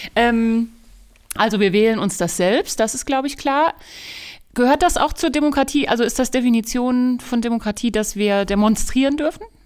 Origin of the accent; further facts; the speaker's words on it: Germany; wir als Deutsche